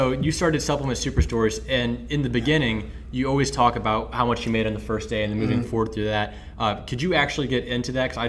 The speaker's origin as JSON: {"language": "English", "town": "St. Louis", "region": "Missouri", "country": "United States", "said": "I'm from the St. Louis area."}